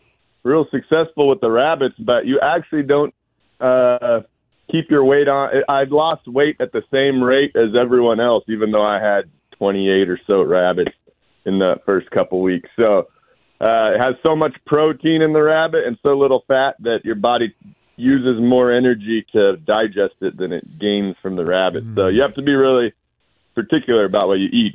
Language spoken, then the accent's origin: English; North Idaho, United States; I grew up in North Idaho up there